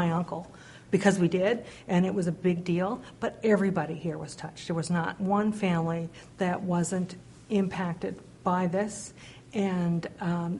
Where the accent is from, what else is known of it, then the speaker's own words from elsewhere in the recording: South Shore of Nova Scotia, Canada; now in Corner Brook, Canada; In the South Shore of Nova Scotia.